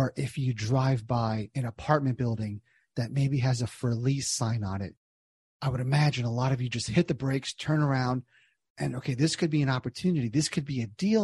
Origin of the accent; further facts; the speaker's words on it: New Jersey, United States; moved away as an adult; also born or lived in Southern Indiana / Cincinnati; Born and raised in Jersey, went to college in Southern Indiana, got a job in Cincinnati after school